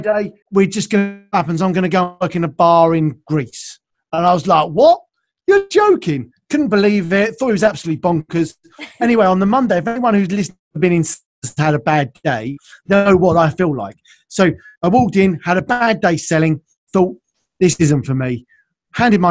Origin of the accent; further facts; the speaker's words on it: United Kingdom; also born or lived in south of London; So based in London, now south of London here in the UK, you probably get that from my accent, I suppose. So yeah, we're based here in the UK, and yeah, I've lived here all my life